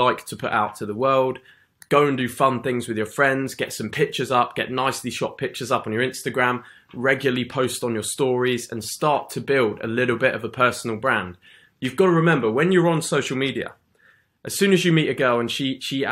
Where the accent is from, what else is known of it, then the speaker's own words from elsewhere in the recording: England, United Kingdom; Being in the UK for me, I'm just a normal guy, I'm an English guy in the UK